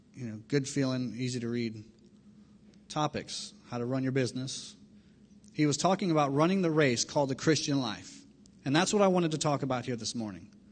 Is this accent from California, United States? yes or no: no; Miami, Florida, United States; I grew up in Miami, Florida